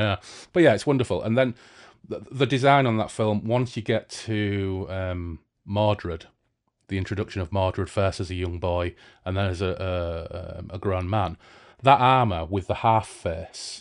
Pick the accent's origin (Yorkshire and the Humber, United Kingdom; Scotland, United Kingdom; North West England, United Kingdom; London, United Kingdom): Yorkshire and the Humber, United Kingdom; Hull; now in Bradford, United Kingdom; I'm from Hull